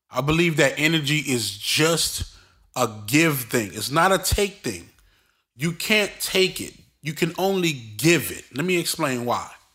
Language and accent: English; Brooklyn, New York, United States; me growing up in Brooklyn